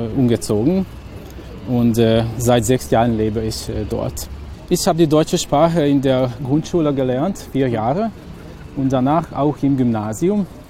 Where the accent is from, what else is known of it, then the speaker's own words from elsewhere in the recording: village near Subotica, Vojvodina, Serbia; German is a second language; moved away as an adult; now in Hungary; ich bin in Bochum aufgewachsen, also in einem Dorf, das in der Nähe von Subotica liegt.